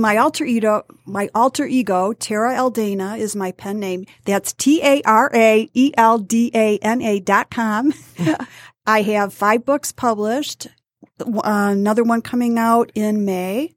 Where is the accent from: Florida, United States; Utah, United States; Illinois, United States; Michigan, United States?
Michigan, United States; Detroit; also born or lived in Warren, Michigan / Bad Axe, Michigan; I grew up in Warren and, um, Detroit until nineteen sixty-eight.